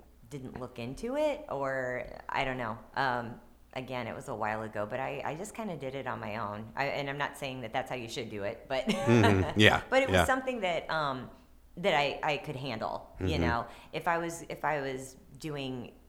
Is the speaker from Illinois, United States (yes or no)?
no; Maplewood, Missouri, United States; also born or lived in Dogtown, St. Louis; I lived in Dogtown, but I grew up in Maplewood